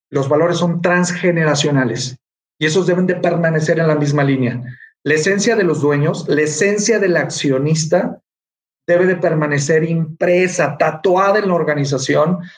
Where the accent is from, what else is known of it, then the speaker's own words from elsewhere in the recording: Mexico; somos grandes mexicanos